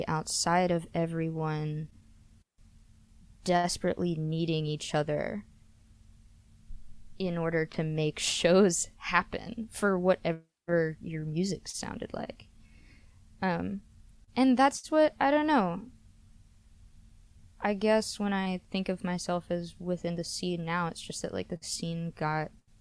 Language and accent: English; Memphis, Tennessee, United States; when I was growing up in Memphis